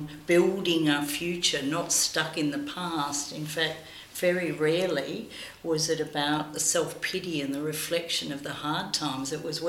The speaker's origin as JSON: {"language": "English", "country": "Australia", "tie": "born or raised there", "also_born_or_lived": "Greece", "said": "I was born in Greece and came to Australia when I was about 6 or 7"}